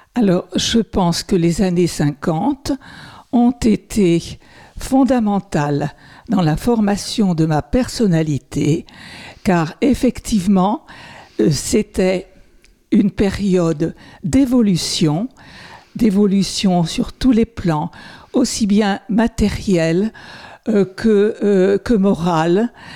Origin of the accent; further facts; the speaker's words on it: Sarthe, Pays de la Loire, France; je suis sartoise, ma famille est sartoise depuis le XVIe siècle